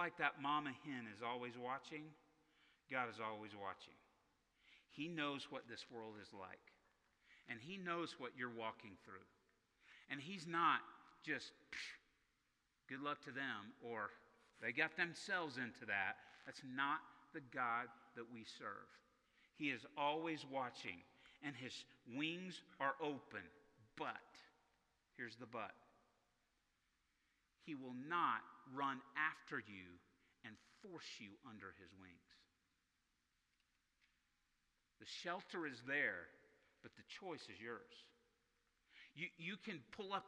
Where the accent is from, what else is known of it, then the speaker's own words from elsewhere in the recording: Arkansas, United States; I grew up in Tornado Alley in Arkansas